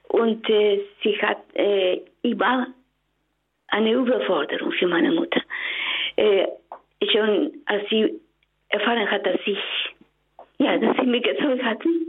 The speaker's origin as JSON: {"language": "German", "country": "Mexico", "second_language": "German", "moved": "yes", "lives_now": "Germany", "said": "Bitte gewöhnen Sie sich an meinen Akzent, ich komme aus Mexiko."}